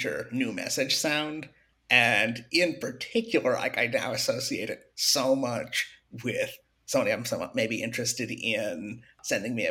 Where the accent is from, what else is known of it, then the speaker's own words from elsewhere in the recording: New York, United States; I'm from New York.